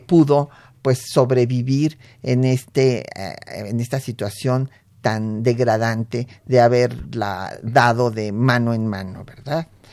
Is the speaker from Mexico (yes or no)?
yes; Mexico; yo me siento orgullosamente mexicana